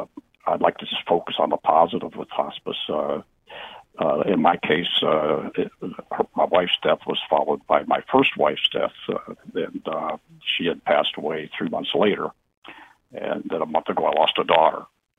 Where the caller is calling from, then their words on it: East Lyme, Connecticut, United States; from East Lyme.